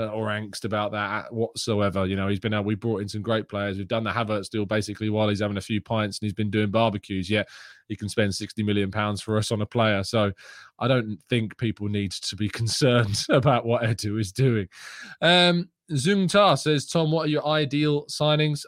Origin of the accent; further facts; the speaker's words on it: England, United Kingdom; I am English